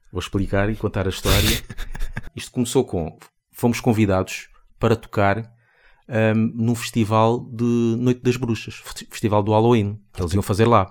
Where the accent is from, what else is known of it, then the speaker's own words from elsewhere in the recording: Seixal, Setúbal, Portugal; Nós somos do Seixal